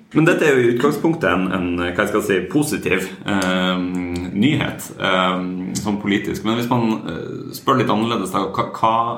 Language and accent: Norwegian; near Sulitjelma, Nordland, Norway; Sulitjelma, som er ikke så langt fra der jeg kommer fra